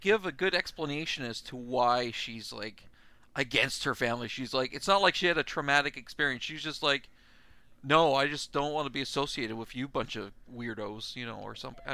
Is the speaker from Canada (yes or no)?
yes; Canada; I'm from Canada